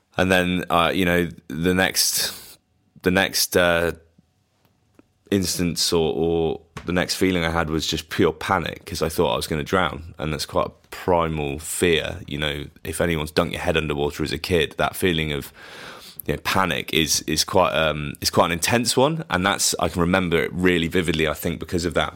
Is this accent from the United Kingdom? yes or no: yes; Bath, South West England, United Kingdom; we come from Bath, which is a massive rugby town, so, you know, we used to go down to the rec and watch